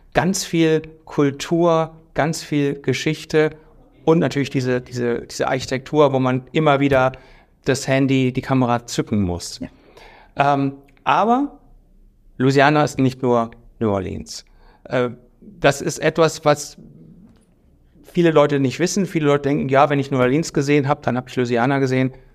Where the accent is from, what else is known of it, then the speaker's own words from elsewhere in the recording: Germany; wir als Deutsche